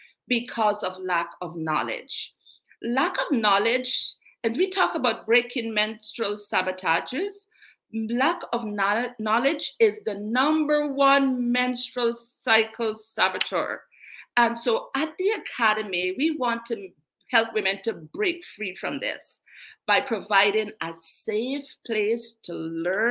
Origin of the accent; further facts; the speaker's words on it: Guyana; also born or lived in England; now in Canada; I was born in England, international, bred in South America, Guyana, from the sunny Guyana.